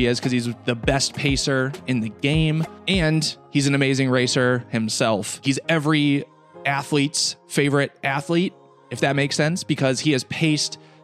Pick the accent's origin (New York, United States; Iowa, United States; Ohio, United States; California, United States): Iowa, United States; Iowa City; I grew up in Iowa City